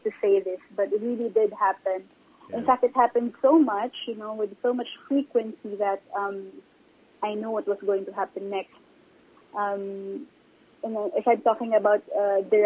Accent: Mindanao, Philippines; I was like many other Filipinos, you know, because I'm also from Mindanao

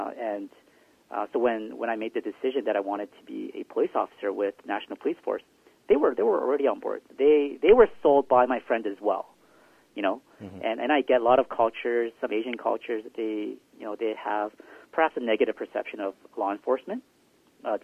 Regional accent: Vancouver, British Columbia, Canada; also born or lived in South Korea; Grew up, you know, my whole life here in the Lower Mainland and in the southwest side of Vancouver

